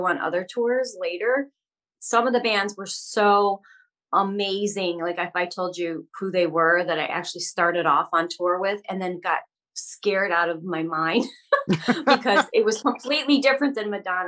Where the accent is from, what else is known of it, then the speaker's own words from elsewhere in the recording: Ohio, United States; moved away; I'm from Ohio originally, and I grew up in a very Midwestern family.